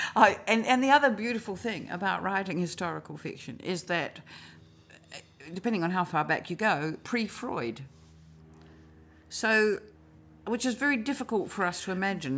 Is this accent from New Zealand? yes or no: yes; New Zealand; also born or lived in Australia; I am a New Zealander, absolutely to my toenails, but I lived in Australia in my twenties